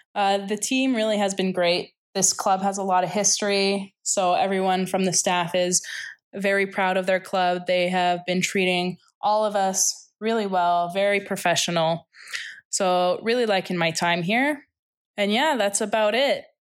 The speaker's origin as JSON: {"language": "English", "town": "Toronto", "region": "Ontario", "country": "Canada", "also_born_or_lived": "Chicago, United States", "moved": "as an adult", "lives_now": "Nicosia, Cyprus", "said": "from Toronto, Ontario"}